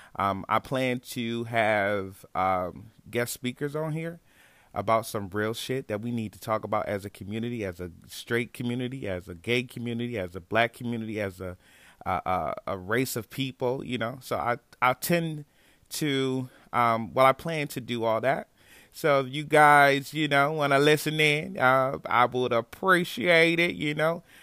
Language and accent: English; Niagara Falls, New York, United States; moved away as an adult; now in Texas, United States; I'm originally from Niagara Falls, New York